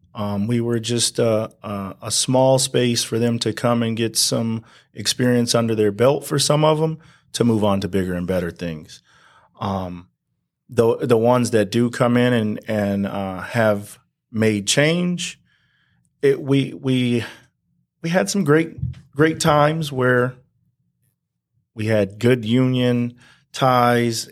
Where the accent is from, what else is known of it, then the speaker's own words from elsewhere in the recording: Banning, California, United States; also born or lived in Palm Springs, California; raised here, uh, all the way up until I graduated high school in nineteen ninety-six.